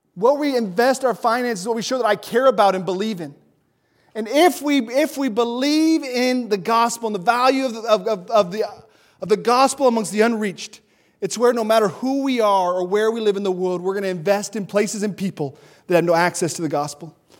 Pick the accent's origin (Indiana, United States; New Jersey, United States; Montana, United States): Montana, United States; moved away; I'm from Montana. Uh, the city I grew up in was ninety-seven percent white.